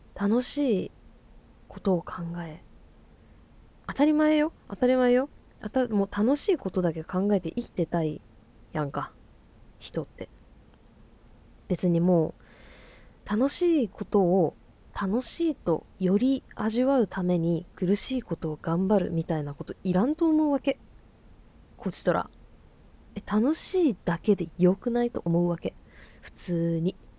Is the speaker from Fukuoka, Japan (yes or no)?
yes; Fukuoka, Japan; moved away as an adult; now in Tokyo, Japan; 私生まれ育ちが福岡県福岡市でございます